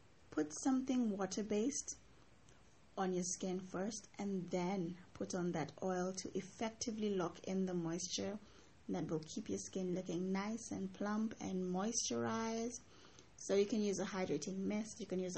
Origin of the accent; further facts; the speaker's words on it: Mombasa, Mombasa County, Kenya; I grew up in Mombasa